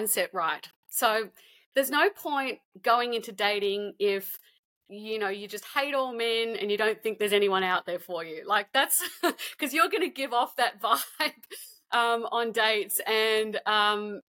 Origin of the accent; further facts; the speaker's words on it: Sydney, New South Wales, Australia; also born or lived in Canada / New York, United States; I met my husband in my hometown of Sydney.